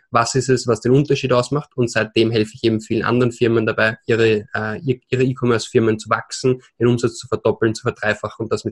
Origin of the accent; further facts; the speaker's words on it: Vienna, Austria; accent: Austrian; now in Barcelona, Spain; Äh, ich bin gebürtiger Österreicher aus Wien. Hört man vielleicht an meinem Akzent. Lebe aber jetzt seit drei Jahren schon hier in Barcelona